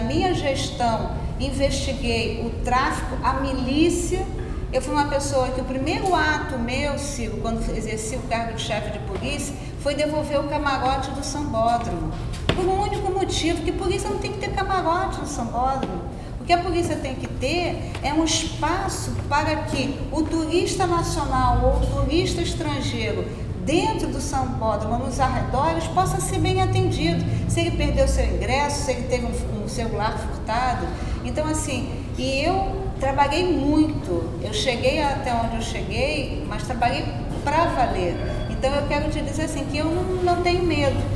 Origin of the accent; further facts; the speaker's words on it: Penha, Rio de Janeiro, Brazil; Penha, que é o bairro onde eu moro, onde a minha mãe ainda mora, o bairro onde eu cresci